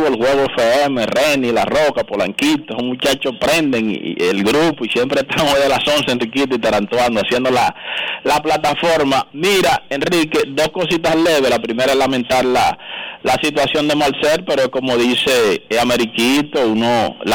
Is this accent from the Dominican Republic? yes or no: yes; Dominican Republic; uno como dominicano